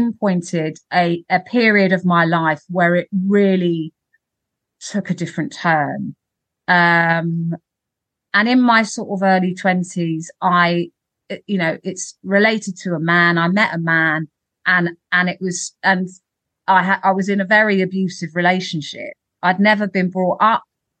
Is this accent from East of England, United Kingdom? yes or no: no; London, United Kingdom; growing up in Camden and Primrose Hill